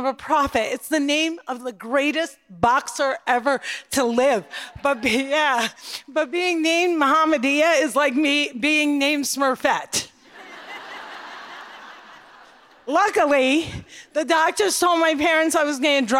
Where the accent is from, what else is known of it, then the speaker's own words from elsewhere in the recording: Cliffside Park, New Jersey, United States; also born or lived in Jerusalem; I grew up in Cliffside Park, New Jersey